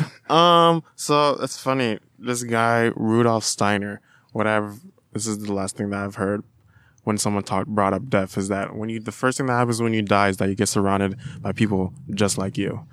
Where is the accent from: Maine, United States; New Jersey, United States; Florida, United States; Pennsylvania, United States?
Florida, United States; now in Davis, United States; I'm from Florida, where my mom lives in Florida. It's a pretty rural area